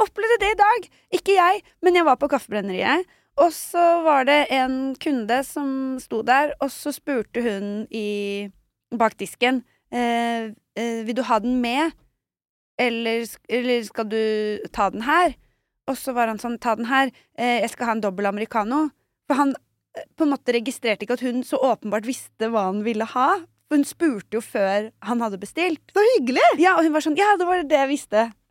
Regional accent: Norway; som nordmann liksom, at det sitter i meg

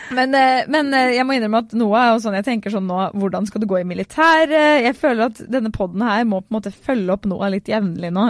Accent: Fredrikstad, Østfold, Norway; fra Fredrikstad

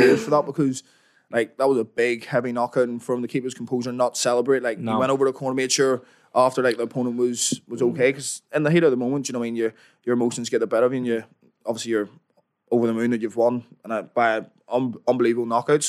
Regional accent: Belfast, Northern Ireland, United Kingdom; accent: Belfast; also born or lived in London; originally from London. I was born in London, grew up in London until I was about 7, and then moved to Belfast.

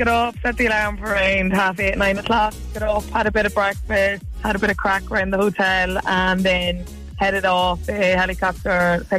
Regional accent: County Monaghan, Ireland; I'm from Monaghan, yeah.

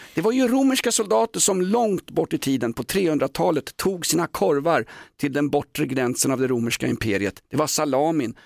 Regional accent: Sweden; also born or lived in Aspudden, Stockholm; vi vadmalsbönder i, i Sverige

